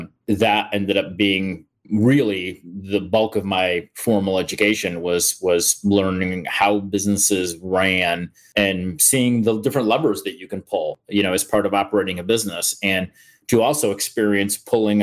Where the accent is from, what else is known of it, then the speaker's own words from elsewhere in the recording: upstate New York, United States; moved away as an adult; now in Columbus, United States; I'm from New York originally, upstate New York. So I'm a kid from a pretty typical rural country kid background